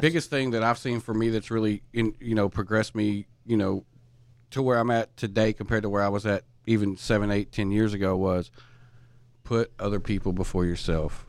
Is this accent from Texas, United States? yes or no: yes; East Texas, United States; I'm from East Texas